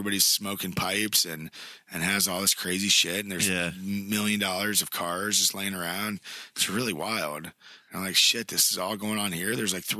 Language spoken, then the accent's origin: English; Mansfield, Ohio, United States; I'm from Mansfield